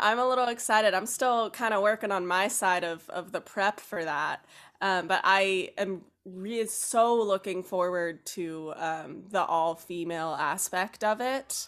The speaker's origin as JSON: {"language": "English", "region": "North Carolina", "country": "United States", "tie": "born or raised there", "moved": "as an adult", "said": "moved down to North Carolina, where I learned to drive and went through high school. Um, so that's kinda what I consider my hometown."}